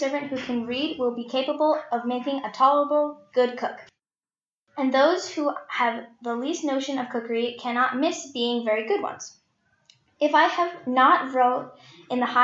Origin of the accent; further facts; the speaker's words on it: Texas, United States; I'm 15, and I'm from Texas